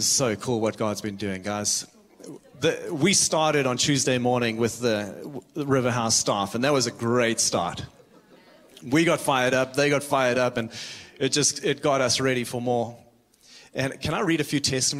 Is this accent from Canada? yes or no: no; South Africa; moved away as an adult; now in Redding, United States; I am from South Africa, and I moved out here 9 years ago. I moved to Redding, California